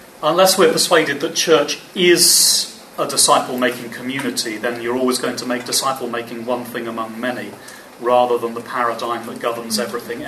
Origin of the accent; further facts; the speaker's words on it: England, United Kingdom; I'm English. Sorry, we're all Brits. I'm English